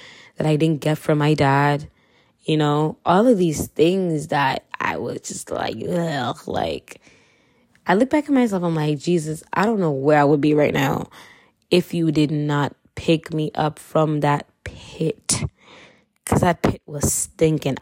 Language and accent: English; Kenya; accent: Kenyan; I'm Kenyan, so if you hear my accent, yeah, you heard it